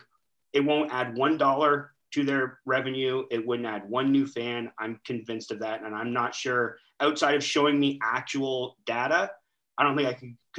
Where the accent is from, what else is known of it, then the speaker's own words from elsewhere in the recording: Canada; I'm a Canadian